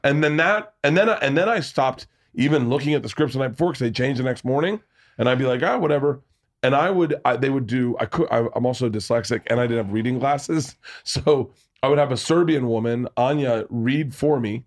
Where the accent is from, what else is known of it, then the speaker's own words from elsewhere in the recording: Tampa, Florida, United States; moved away; I grew up in Tampa